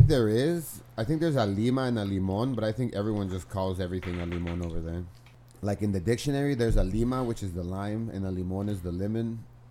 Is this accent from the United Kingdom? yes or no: no; Mexico; moved away; growing up in Mexico